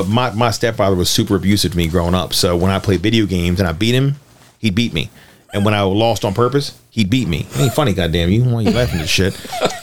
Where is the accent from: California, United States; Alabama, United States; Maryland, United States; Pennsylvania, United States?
Maryland, United States; Back in the day, I was born and raised in Armstead Gardens, and I remember very, very clearly there was a cool billboard for years outside of my neighborhood.